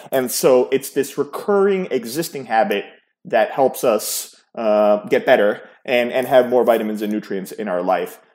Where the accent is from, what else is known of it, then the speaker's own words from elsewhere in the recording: New York City, New York, United States; also born or lived in Yugoslavia (Serbia); I grew up in New York City, in the New York City area.